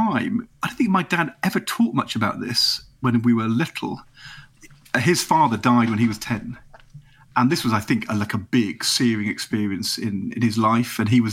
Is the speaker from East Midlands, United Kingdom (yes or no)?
yes; Nottingham, East Midlands, United Kingdom; also born or lived in Norwich; We moved from Norwich when I was 8 to Nottingham. But I came from Norwich